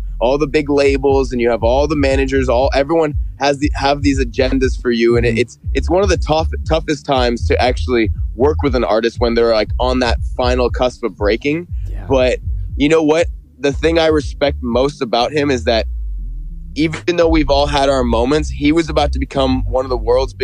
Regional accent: Toronto, Ontario, Canada; born or raised there

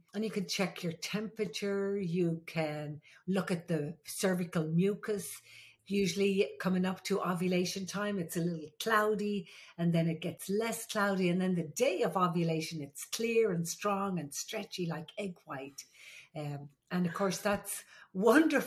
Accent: Ireland; I'm the Irish midwife

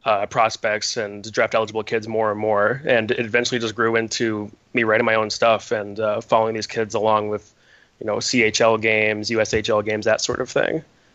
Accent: New Jersey, United States; I grew up in North Jersey.

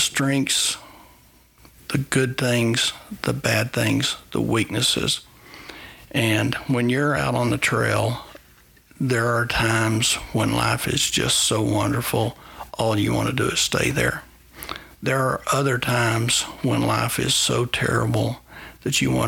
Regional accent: United States; as an American

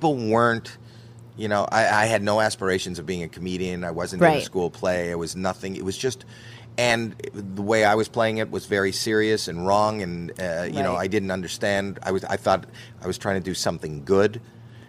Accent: Toronto, Ontario, Canada; I'm from Toronto, Canada

